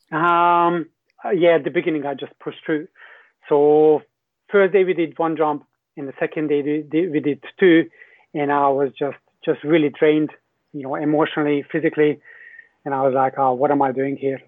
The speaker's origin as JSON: {"language": "English", "country": "Hungary", "also_born_or_lived": "New Zealand", "second_language": "English", "moved": "as an adult", "said": "I'm from Hungary originally"}